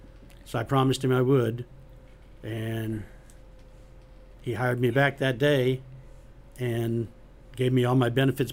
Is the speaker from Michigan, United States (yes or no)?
no; Florida, United States; I mean, they wouldn't let me, just because I was from Broward County.